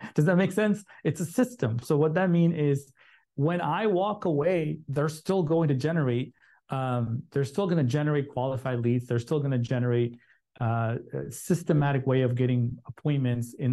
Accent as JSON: {"language": "English", "town": "Chicago", "region": "Illinois", "country": "United States", "tie": "born or raised there", "said": "I grew up in Chicago."}